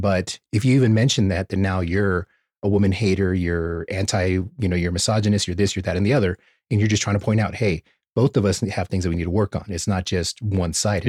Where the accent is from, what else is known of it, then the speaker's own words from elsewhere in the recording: United States; being American